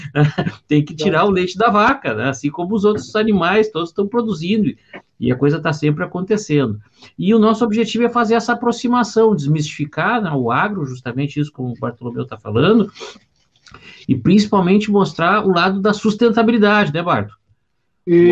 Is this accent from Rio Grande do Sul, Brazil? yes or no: yes; Porto Alegre, Rio Grande do Sul, Brazil; eu sou de Porto Alegre